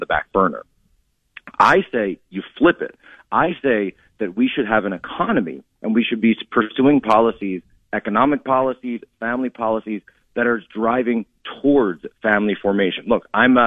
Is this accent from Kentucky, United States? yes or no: no; Philadelphia, Pennsylvania, United States; moved away; from Pennsylvania originally, the Philadelphia area